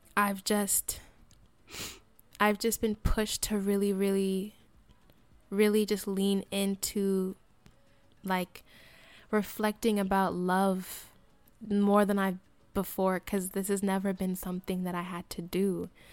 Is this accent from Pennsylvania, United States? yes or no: no; Colorado, United States; moved away; also born or lived in Fresno, California; I lived, I grew up in Colorado, and I moved to Fresno area, uh, 'cause of my mom's job